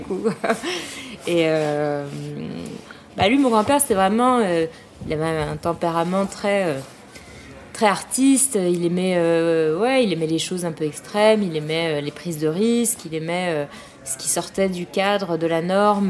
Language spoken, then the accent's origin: French; Paris, Île-de-France, France; je suis parisienne, née, je suis née et j'ai grandi à Paris.